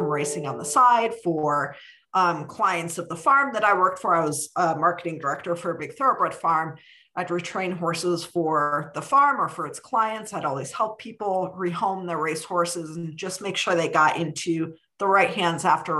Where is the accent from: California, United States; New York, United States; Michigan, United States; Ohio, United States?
Ohio, United States; Cleveland; now in Kentucky, United States; I grew up in Cleveland, Ohio, and was a horse crazy kid